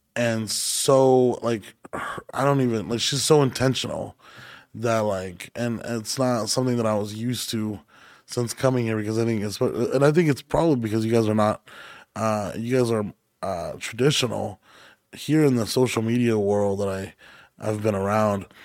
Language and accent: English; Hanford, California, United States; moved away; I grew up in Hanford, California, which is near Fresno